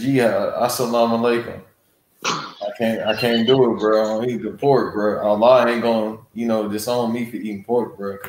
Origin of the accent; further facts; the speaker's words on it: Los Angeles, California, United States; I'm from South Central L.A.